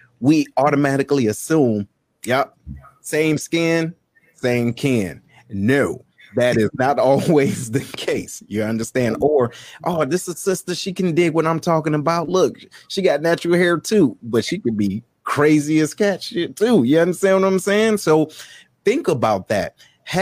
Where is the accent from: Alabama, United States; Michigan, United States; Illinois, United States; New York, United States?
Michigan, United States; Detroit; moved away as an adult; being from where I'm from Detroit, there wasn't a diverse environment